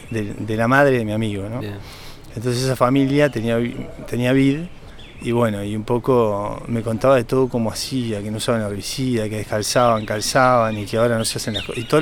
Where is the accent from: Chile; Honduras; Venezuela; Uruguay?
Uruguay; Yo soy de acá, de Taborda.